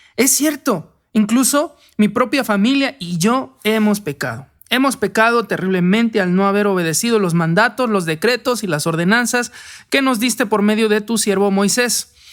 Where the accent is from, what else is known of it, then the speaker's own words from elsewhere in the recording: Mexico; como hombres y como mexicanos